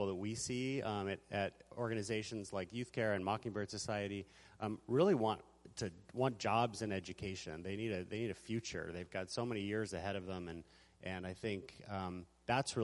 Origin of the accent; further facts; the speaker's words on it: Seattle, Washington, United States; I grew up in Seattle in the 1980s